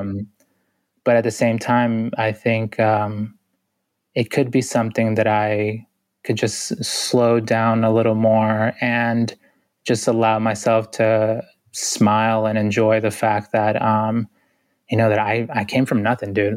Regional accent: Boston, Massachusetts, United States; I grew up in Boston, which is a city of six hundred thousand

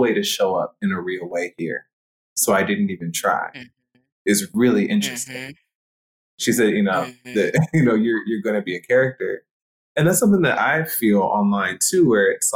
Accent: Jamaica; I'm Jamaican. I didn't want my Jamaicanness to be erased.

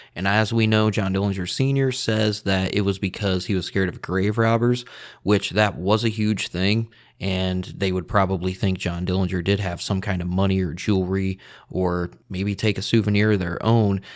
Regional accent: two hours from Chicago, Midwest, United States; I'm from the Midwest, like two hours away from Chicago

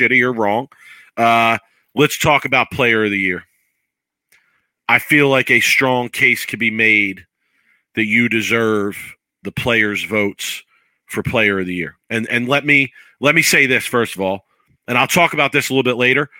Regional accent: Philadelphia, Pennsylvania, United States; I'm from Philly

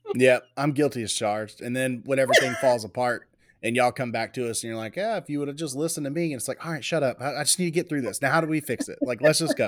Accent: Waller, Texas, United States; also born or lived in Houston, Texas; I was born in Houston, Texas, raised in Waller, Texas

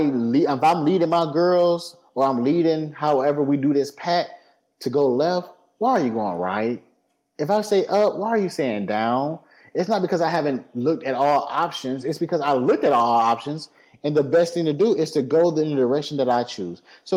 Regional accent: Midwest, United States; No, I'm from the Midwest.

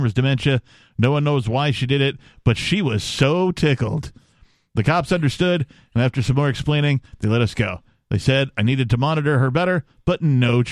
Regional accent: Wisconsin, United States; I'm from Wisconsin

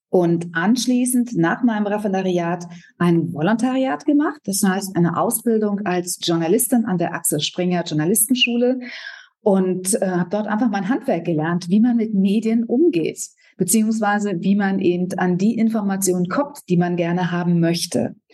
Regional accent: Berlin, Germany; ich komme aus Berlin, bin hier geboren

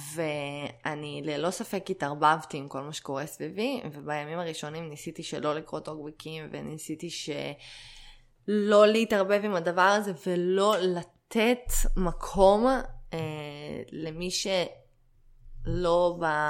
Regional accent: Israel; להרגיש חלק בלתי נפרד מהמדינה שבה גדלתי

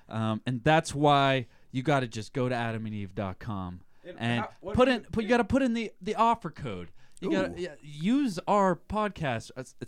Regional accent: California, United States; moved away; I'm from California, man.

